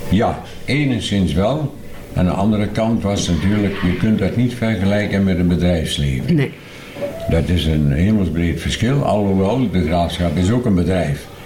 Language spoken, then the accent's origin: Dutch; Ruurlo, Gelderland, Netherlands; also born or lived in Vorden; ja, ik ben in Vorden eh, geboren, maar ik ben in de Ruurlose Broek ben ik opgegroeid.